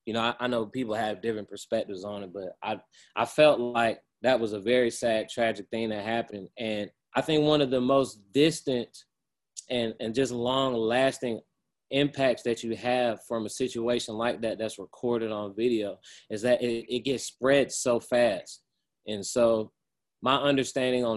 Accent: Atlanta, Georgia, United States; being an Atlanta native

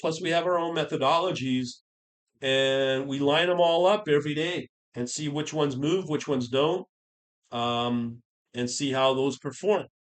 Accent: United Kingdom; i am born British

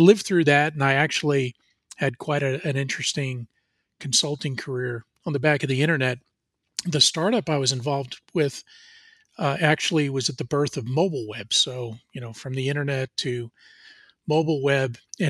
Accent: New Jersey, United States; now in Atlanta, United States; I grew up in New Jersey. In fact, out of my bedroom window, I could see the Statue of Liberty. So that's how close I was to New York City. But I moved to Atlanta in 1993

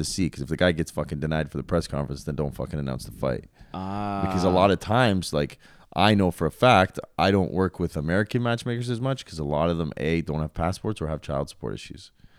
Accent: Toronto, Ontario, Canada; Like I'm from Toronto. I'll be here all the time.

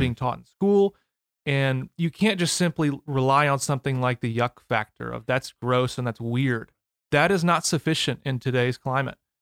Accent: Edwardsville, Illinois, United States; moved away; also born or lived in St. Louis, Missouri; I grew up in the Saint Louis area

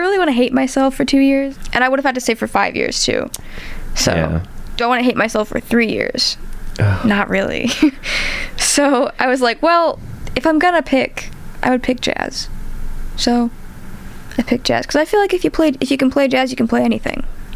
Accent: St. Louis, Missouri, United States; I'm from St. Louis

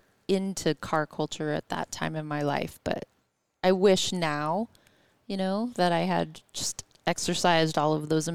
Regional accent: Ellensburg, Washington, United States; also born or lived in Tacoma, Washington; So I grew up in Ellensburg and then moved over here for a time with my first phase of adult life. Lived in Tacoma.

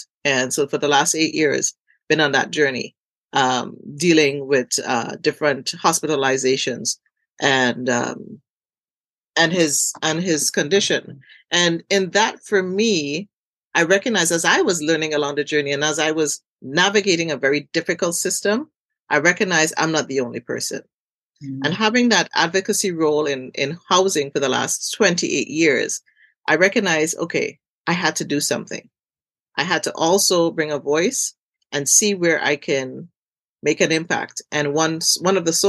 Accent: Trinidad & Tobago; growing up in Trinidad, growing up in community

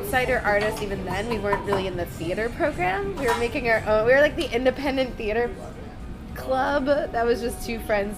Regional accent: Ontario, New York, United States; now in New York City, United States; I'm from Ontario, New York. It's a small town

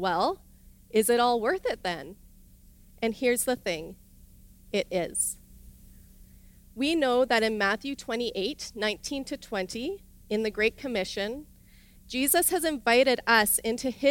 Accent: Irma, Alberta, Canada; moved away as an adult; I grew up in Irma, Alberta, in a small village where my dad was the pastor

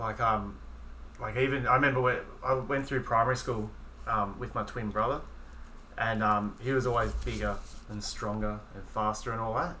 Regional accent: Melbourne, Victoria, Australia; as a writer growing up in Melbourne

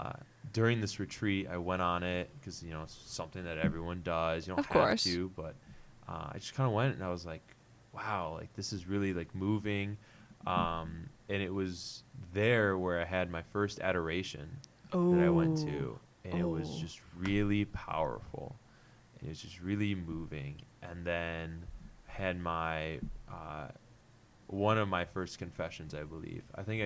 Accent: Flint, Michigan, United States; moved away; I grew up in just outside Flint, Michigan. So your boy's an out-of-stater. And so I grew up, my family was Lutheran. Went to public schools

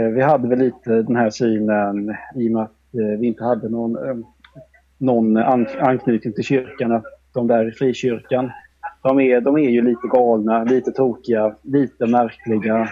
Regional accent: Korsberga, Jönköping County, Sweden; born or raised there; also born or lived in Malmö / Sandhem; now in Vetlanda, Sweden

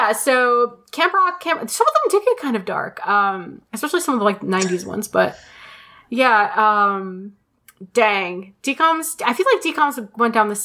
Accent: Buffalo, New York, United States; I grew up in Buffalo

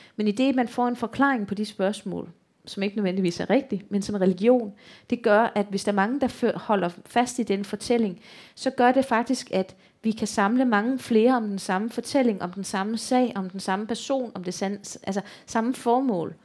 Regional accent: Odense, Southern Denmark, Denmark; accent: Funen; et barakbibliotek øh, i Odense, hvor jeg kommer fra

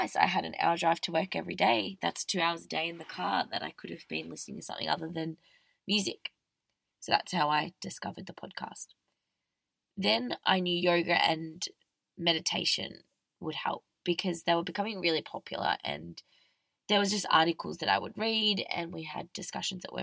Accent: Victoria, Australia; now in Melbourne, Australia; I'm an Australian girl

